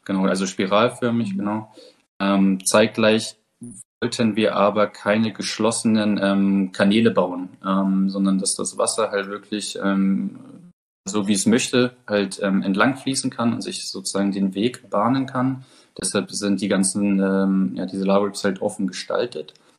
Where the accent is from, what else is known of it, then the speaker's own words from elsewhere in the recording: Germany; bei uns in Deutschland